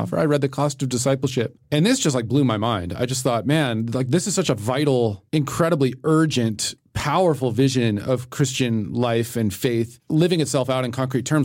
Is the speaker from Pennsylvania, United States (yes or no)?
no; Littleton, Colorado, United States; I'm from Littleton